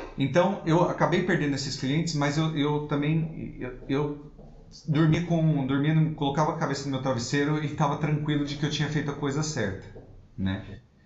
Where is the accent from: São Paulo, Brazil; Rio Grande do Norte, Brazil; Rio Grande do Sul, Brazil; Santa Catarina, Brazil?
São Paulo, Brazil; moved away as an adult; also born or lived in Rio de Janeiro; now in Braga, Portugal; moro em Braga atualmente, é, sou um paulista, já morei no Rio de Janeiro, morei em São Paulo, sou, sou paulistano.